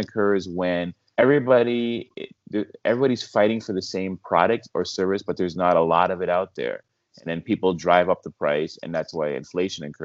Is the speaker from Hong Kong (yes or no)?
no; Canada; I'm Canadian